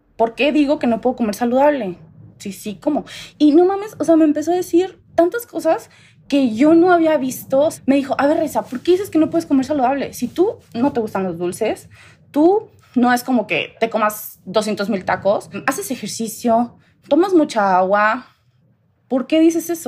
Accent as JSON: {"language": "Spanish", "region": "Tamaulipas", "country": "Mexico", "tie": "born or raised there", "moved": "as an adult", "lives_now": "Querétaro, Mexico", "said": "yo soy de Tamaulipas, crecí allá muchos años de mi vida, como a los 22, 23 me vengo a Querétaro"}